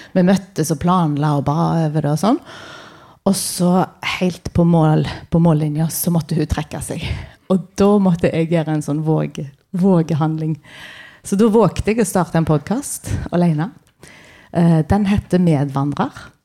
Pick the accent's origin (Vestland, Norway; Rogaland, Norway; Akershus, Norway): Rogaland, Norway; Karmøy; jeg kommer fra Karmøy, på Vea, nærmere bestemt.